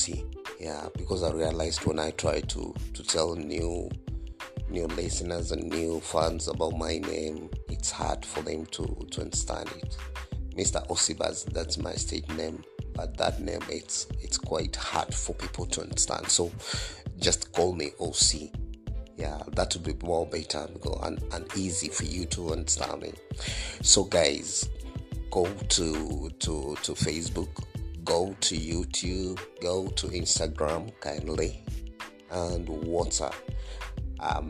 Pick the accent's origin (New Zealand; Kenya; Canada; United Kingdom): Kenya; I'm a Kenyan.